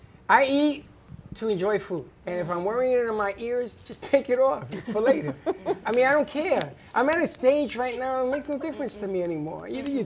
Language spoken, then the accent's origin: English; New York, United States; No, a knife and a fork with a pizza. I'm from